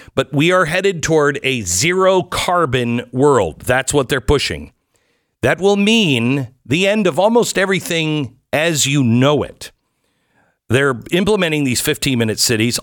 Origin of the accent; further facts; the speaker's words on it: Seattle, Washington, United States; now in Texas, United States; growing up in Seattle.